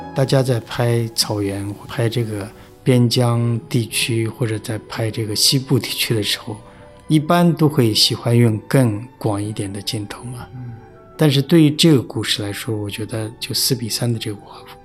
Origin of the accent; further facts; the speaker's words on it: Tibetan areas, China; 在藏地不会分得那么清楚嗯。但是就我们老家那边就是，呃，宁玛巴嘛